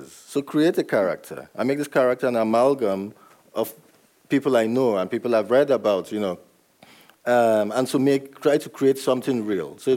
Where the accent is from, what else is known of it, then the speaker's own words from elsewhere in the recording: Nigeria; But I know that I was brought up in Nigeria and I ended up here.